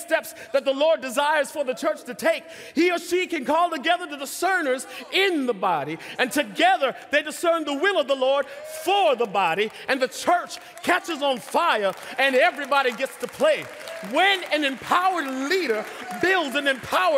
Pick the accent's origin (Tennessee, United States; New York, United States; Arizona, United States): New York, United States; Oyster Bay; I grew up in Oyster Bay, Long Island